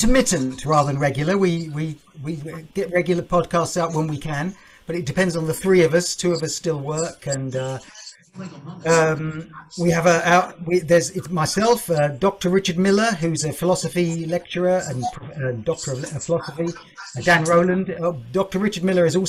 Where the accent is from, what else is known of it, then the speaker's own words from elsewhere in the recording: United Kingdom; as a Brit